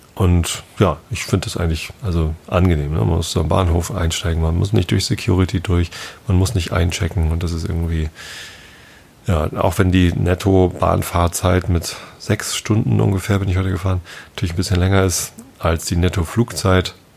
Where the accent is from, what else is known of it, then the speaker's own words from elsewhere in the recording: Northern Germany, Germany; als Norddeutscher